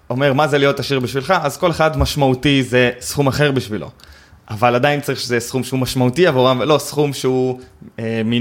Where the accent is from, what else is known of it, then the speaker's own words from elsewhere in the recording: Eli, West Bank, Palestine; אני גדלתי ביישוב שנקרא עלי, אני מתנחל במקור